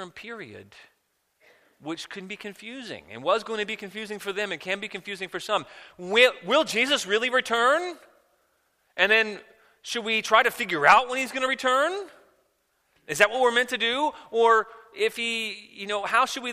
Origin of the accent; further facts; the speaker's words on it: Washington, District of Columbia, United States; I grew up in the Washington, D.C. area